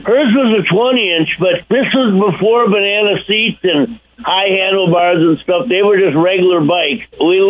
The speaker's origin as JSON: {"language": "English", "region": "Wisconsin", "country": "United States", "tie": "born or raised there", "said": "I grew up in Wisconsin."}